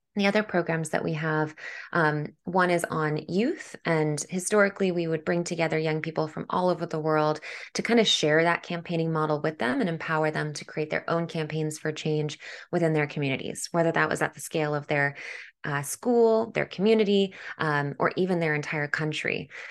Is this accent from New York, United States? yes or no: yes; New York City, New York, United States; as a New Yorker